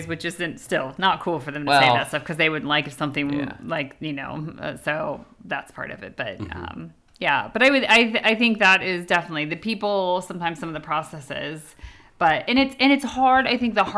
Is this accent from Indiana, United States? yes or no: yes; Indiana, United States; accent: American; moved away as an adult; now in United Kingdom